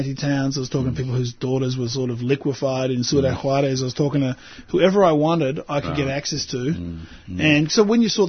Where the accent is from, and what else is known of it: Australia; accent: Australian; also born or lived in Northern Ireland